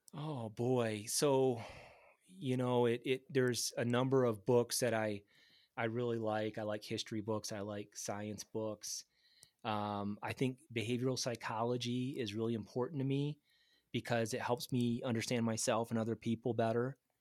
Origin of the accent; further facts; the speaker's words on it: Grand Rapids, Michigan, United States; moved away; I grew up in Grand Rapids, Michigan, next to the Fisher Body G M plant